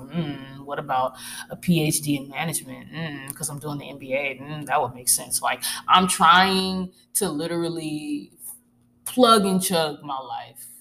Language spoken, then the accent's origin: English; Arkansas, United States; moved away as an adult; I'm originally from Arkansas